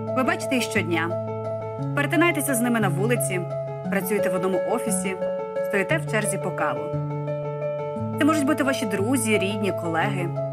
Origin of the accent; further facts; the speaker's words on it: Sokal, Lviv Oblast, Ukraine; moved away; Я з маленького міста сама я народилася в Сокалі е, та 90 кілометрів від Львова.